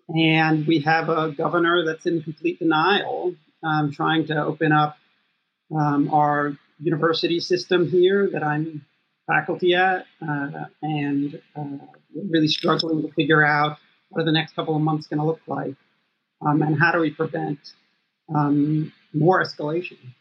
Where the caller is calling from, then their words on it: Atlanta, Georgia, United States; I'm calling from Atlanta, Georgia.